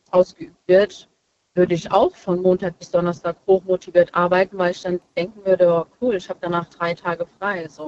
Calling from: Hesse, Germany; Äh, ich komme aus äh, Nähe Limburg.

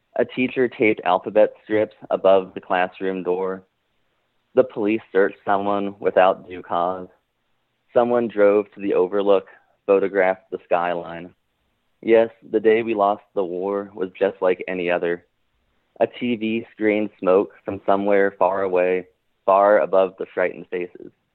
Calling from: Richmond, Virginia, United States; I'm calling from Richmond, Virginia

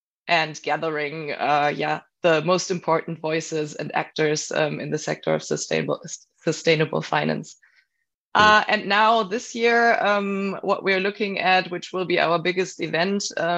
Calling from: Cologne, North Rhine-Westphalia, Germany; I'm joining today from Cologne, Germany

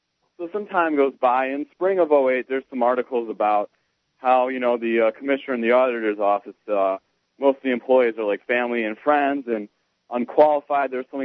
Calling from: Cuyahoga County, Ohio, United States; So I'm calling in from Cuyahoga County, Ohio, which is home to Cleveland.

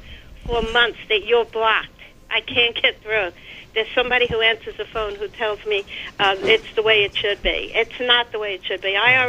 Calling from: Babylon, New York, United States; I'm from Babylon, New York.

